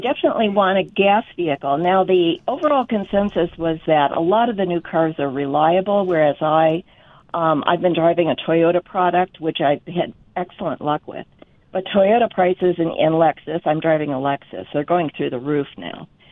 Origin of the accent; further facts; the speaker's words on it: Chicago, Illinois, United States; moved away; I was born and raised in Chicago